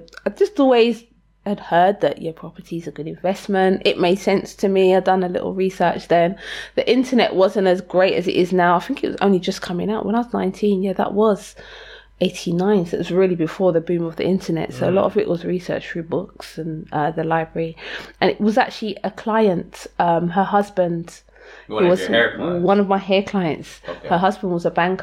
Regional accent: London, United Kingdom; I grew up in Lewisham, which was always like a very working class to poor

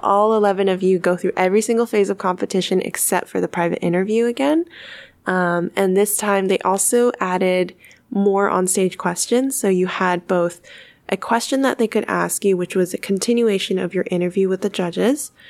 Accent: Sonoma County, California, United States; moved away as an adult; now in San Francisco, United States; my hometown of Sonoma County

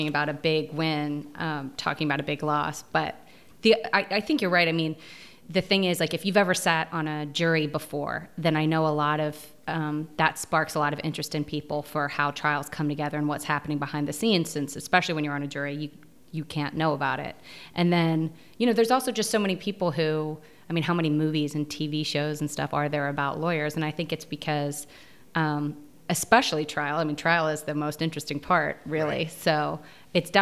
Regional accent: Tennessee, United States; moved away; also born or lived in Georgia; I'm originally from Tennessee

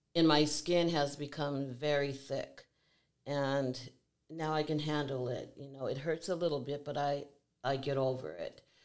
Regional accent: Seattle, Washington, United States; I was born and raised here in Seattle, Washington.

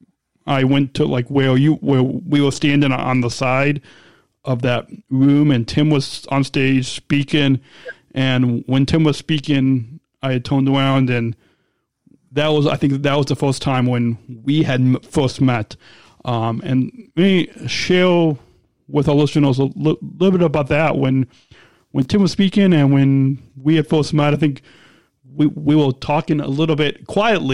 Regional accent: Chicago, Illinois, United States; my hometown in Chicago

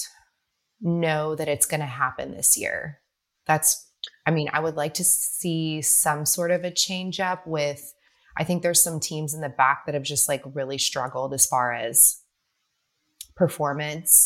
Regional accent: United States; as an American

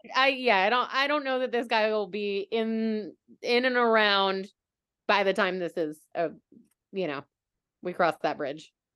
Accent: United States; being an American

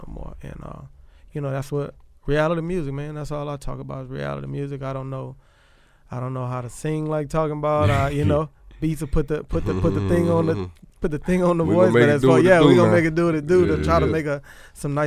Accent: Bay St. Louis, Mississippi, United States; I'm from Bay St. Louis, raised there

